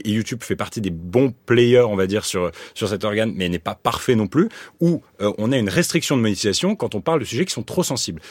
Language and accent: French; France; aujourd'hui, je suis français